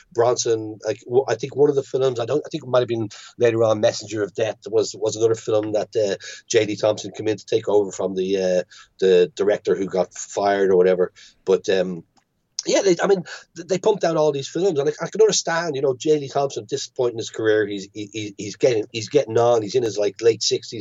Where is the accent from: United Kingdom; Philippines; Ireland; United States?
Ireland; growing up in Catholic Ireland